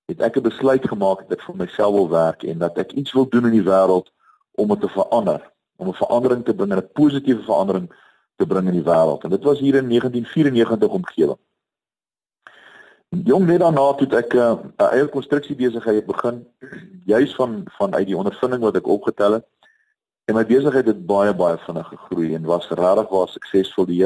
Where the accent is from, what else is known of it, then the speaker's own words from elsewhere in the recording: KwaZulu-Natal, South Africa; also born or lived in Bloemfontein; Ek het uh, groot geword in um, verskeie plekke in Suid-Afrika, ek is gebore in Bloemfontein. Ek vormingsjare was op die Natalse suidkus gewees waar ek die see baie goed leer ken het.